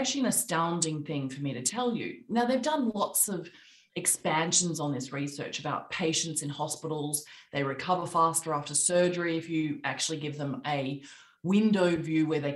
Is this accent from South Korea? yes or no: no; Australia; accent: Australian; moved away as an adult; also born or lived in London / New York; I'm Australian, as you can hear by my accent